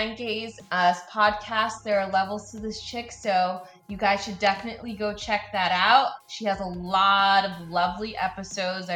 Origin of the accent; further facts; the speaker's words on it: United States; I am born in and raised in the United States. I have immigrant parents from Haiti